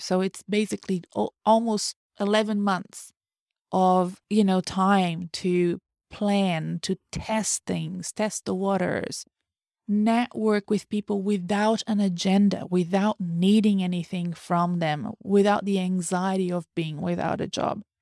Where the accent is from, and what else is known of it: Brazil; first language Portuguese; English is a second language; moved away